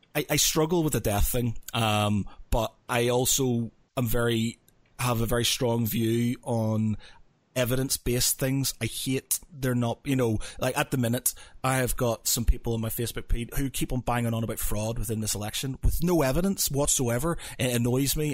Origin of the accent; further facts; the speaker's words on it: Northern Ireland, United Kingdom; I come from Northern Ireland and religion is a huge thing there